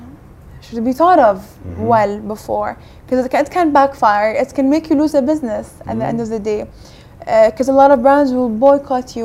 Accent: Kuwait; also born or lived in United States; now in United Kingdom; I grew up in Kuwait

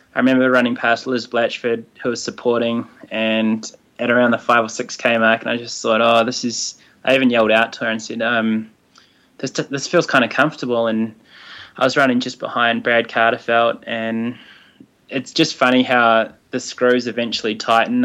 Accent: Hawke's Bay, New Zealand; also born or lived in Palmerston North; I grew up in Hawke's Bay, and I ran under Alan Potts um, with the Hastings Harriers

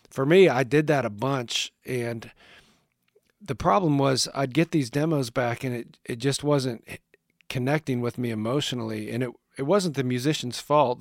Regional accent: northwestern Pennsylvania, United States; moved away; I grew up in a small town in northwestern Pennsylvania

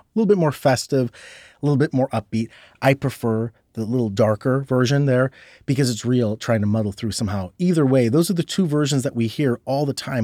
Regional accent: Ohio, United States; I'm from Ohio

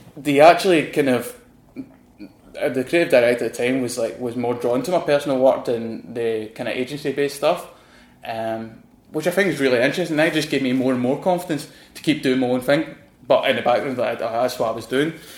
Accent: Glasgow, Scotland, United Kingdom; accent: Scottish; moved away as an adult; also born or lived in London; my accent, I know I'm from Glasgow

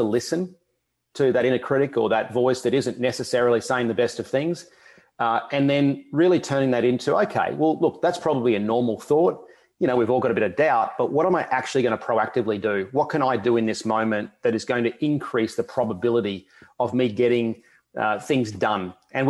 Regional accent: Australia; growing up in Australia, we are a long way from, you know, the rest of the world in terms of the major competition. So travel was a huge feature.

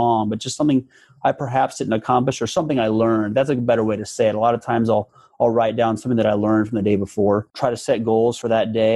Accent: Omaha, Nebraska, United States; Born and raised in Omaha, Nebraska

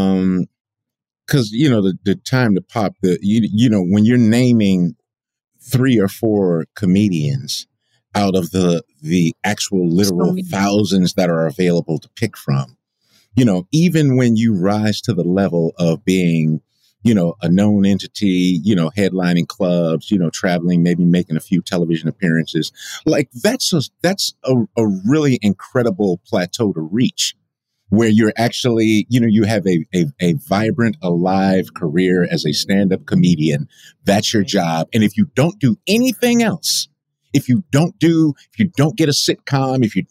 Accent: Chicago, Illinois, United States; I'm from Chicago

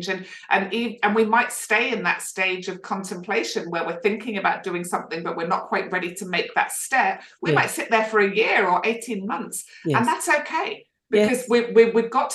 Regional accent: United Kingdom; now in Australia; as a Brit

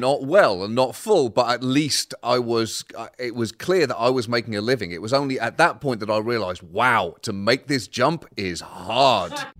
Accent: Bedford, East of England, United Kingdom; moved away as an adult; also born or lived in Birmingham / Liverpool; now in United States; I was born in Birmingham. My family are from Liverpool, and I was raised in Bedford, uh, just about an hour north of London.

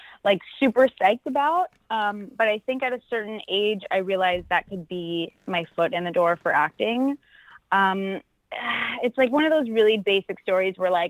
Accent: Clearwater Beach, Florida, United States; now in California, United States; I'm originally from Florida, a place on the West Coast called Clearwater Beach

